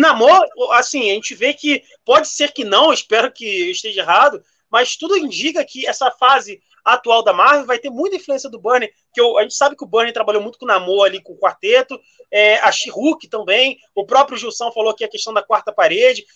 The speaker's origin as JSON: {"language": "Portuguese", "country": "Brazil", "said": "eu como brasileiro falo, nós brasileiros temos"}